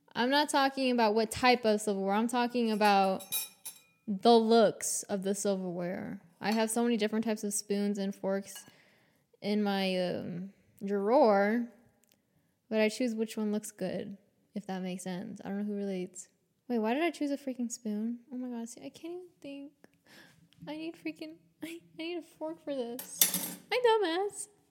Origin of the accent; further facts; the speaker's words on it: Atlanta, Georgia, United States; I was born in Atlanta, Georgia.